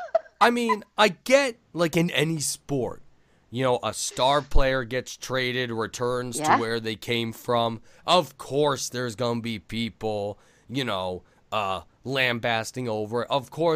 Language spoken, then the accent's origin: English; upstate New York, United States; I'm a New Yorker. I understand the vile scorn that courses through the veins of my Long Island brethren. Because they are a different breed down there. I'm from upstate.